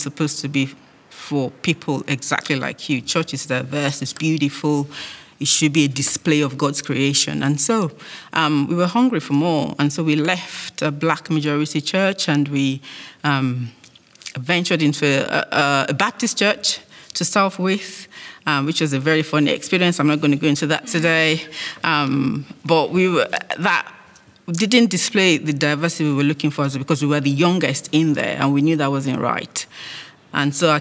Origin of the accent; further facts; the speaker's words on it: Nigeria; moved away as an adult; now in United Kingdom; I was born in Nigeria, lived all my life there, did uni, and then I arrived here after getting married